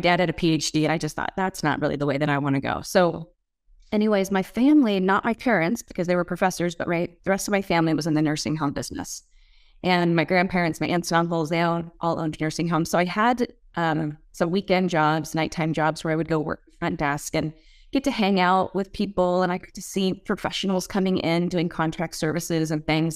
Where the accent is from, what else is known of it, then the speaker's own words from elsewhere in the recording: Moscow, Idaho, United States; moved away; I grew up in Moscow, Idaho.